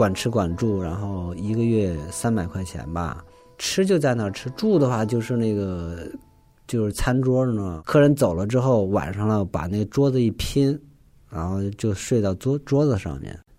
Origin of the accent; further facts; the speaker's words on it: Northeast China, China; accent: Northeastern Mandarin; 因为我是东北人嘛，然后那个东北话老是改不过来，后来就买录音机录磁带，一个字儿一个字儿弄，感觉你自己说都是普通话，但你一录听，嗯，怎么都是东北话呀？